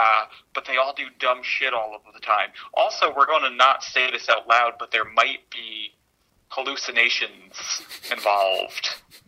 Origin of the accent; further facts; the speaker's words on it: Connecticut, United States; my home state.